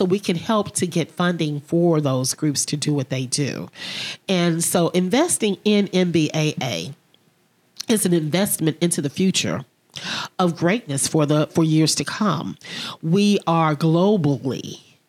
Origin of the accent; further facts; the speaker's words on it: Memphis, Tennessee, United States; I'm from Memphis